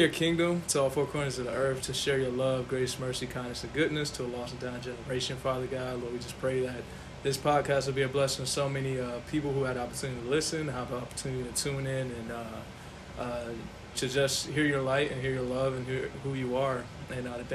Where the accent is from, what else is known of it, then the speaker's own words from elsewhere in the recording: Northern Virginia, United States; I'm from Northern Virginia